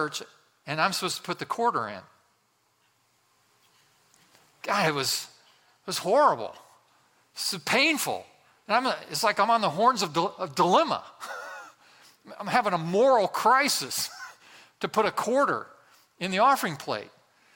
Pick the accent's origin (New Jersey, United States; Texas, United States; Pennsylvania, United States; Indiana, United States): Indiana, United States; West Central; I grew up in a very small town in West Central Indiana.